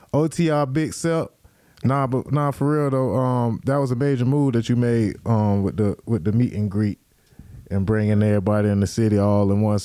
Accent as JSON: {"language": "English", "region": "Florida", "country": "United States", "said": "I'm from Florida"}